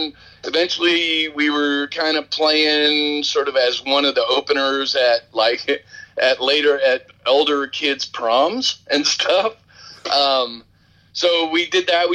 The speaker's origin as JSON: {"language": "English", "town": "Rochester", "region": "New York", "country": "United States", "tie": "born or raised there", "also_born_or_lived": "San Francisco / Yonkers", "moved": "yes", "said": "I grew up in Rochester"}